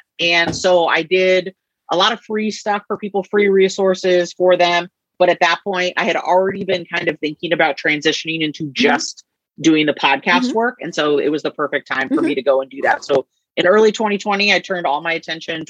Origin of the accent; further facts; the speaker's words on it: the Northwest, Pacific Northwest, United States; I'm from the Northwest